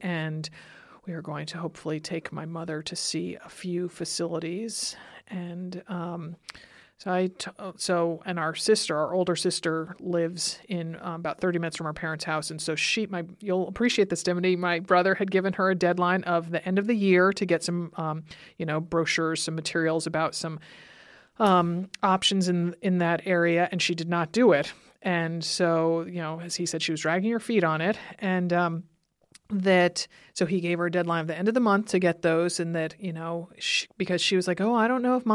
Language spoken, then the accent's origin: English; Stamford, Connecticut, United States; moved away; I grew up in Stamford, Connecticut, where my parents still live